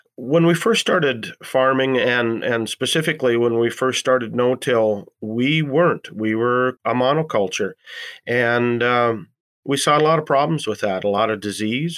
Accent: Columbus, North Dakota, United States; I'm from Columbus, North Dakota

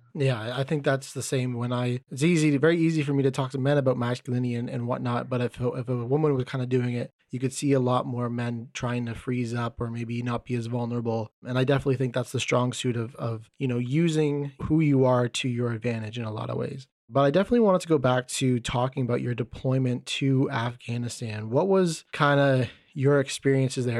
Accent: Canada; I'm from Canada

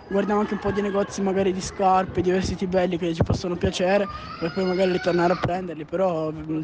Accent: Mirafiori Sud, Piedmont, Italy; vengo da zona Mirafiori Sud e faccio lotta greco-romana.

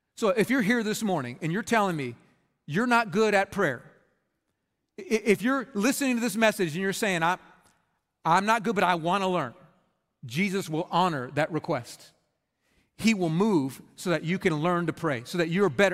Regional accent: Red Oak, Texas, United States; I grew up in Red Oak, Texas

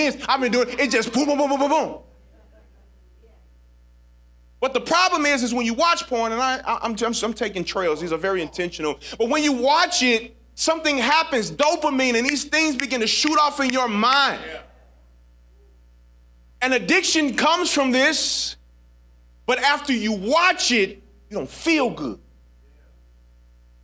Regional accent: St. Louis, Missouri, United States; I'm from St. Louis

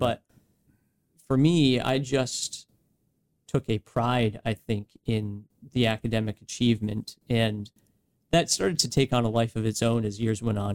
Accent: West Greenwich, Rhode Island, United States; Myself growing up, being raised in West Greenwich, born in Rhode Island.

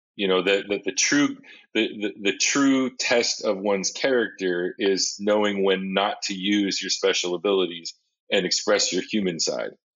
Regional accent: Seattle, Washington, United States; I grew up in Seattle

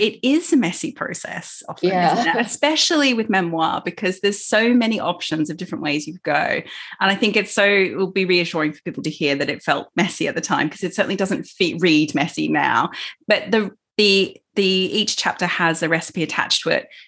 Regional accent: Melbourne, Victoria, Australia; I'm from Melbourne.

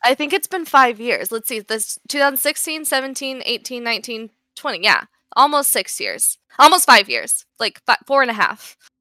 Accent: Las Vegas, Nevada, United States; I'm obviously from Las Vegas, so both of my parents work in, they, they have worked in, on the Las Vegas Strip

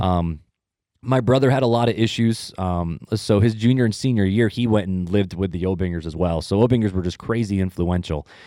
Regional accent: Hammond, Indiana, United States; also born or lived in Highland, Indiana; I'm originally from Northwest Indiana, um, from the armpit

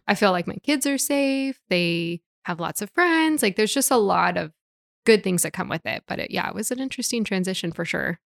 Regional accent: Portland, Oregon, United States; moved away as an adult; also born or lived in Singapore; now in Hood River, United States; I was born and raised in Portland too

